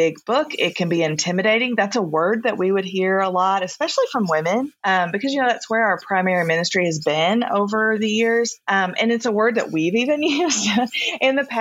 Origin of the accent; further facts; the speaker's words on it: the South, United States; I grew up in the South